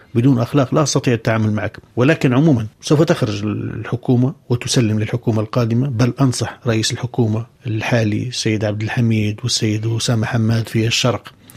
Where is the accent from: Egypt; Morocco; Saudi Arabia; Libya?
Libya; بلدي ليبيا